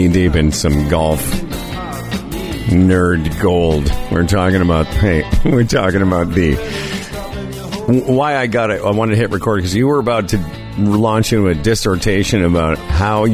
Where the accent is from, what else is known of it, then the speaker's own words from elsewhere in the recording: Saskatchewan, Canada; moved away as an adult; also born or lived in southern Ontario; now in Ontario, Canada; I come from Saskatchewan where the winters are way colder